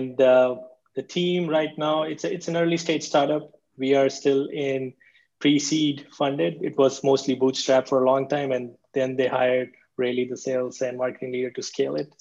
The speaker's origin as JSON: {"language": "English", "country": "India", "tie": "born or raised there", "also_born_or_lived": "Berlin, Germany", "moved": "yes", "lives_now": "United States", "said": "I was born and raised in India"}